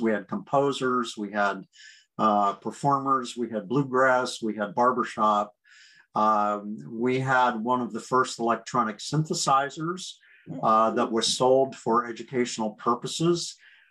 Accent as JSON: {"language": "English", "area": "near Gettysburg", "region": "South Central Pennsylvania", "country": "United States", "tie": "born or raised there", "also_born_or_lived": "New York / Michigan", "moved": "yes", "said": "I grew up in South Central Pennsylvania, near Gettysburg, Pennsylvania"}